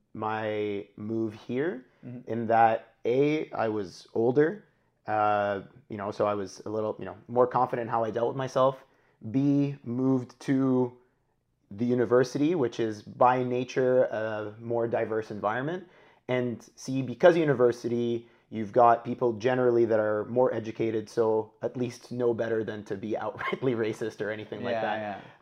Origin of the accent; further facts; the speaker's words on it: Kuwait; moved away as an adult; now in Canada; So I'm born to Egyptian parents. I grew up in Kuwait and then moved to Canada when I was 18 to go to university. And I've been here ever since, so around 10 years now.